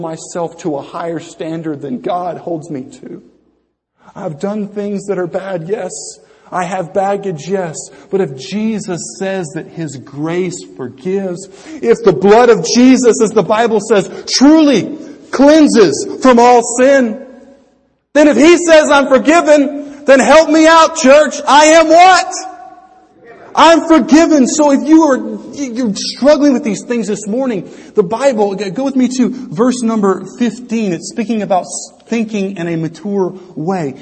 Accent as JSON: {"language": "English", "country": "United States", "said": "I'm an American."}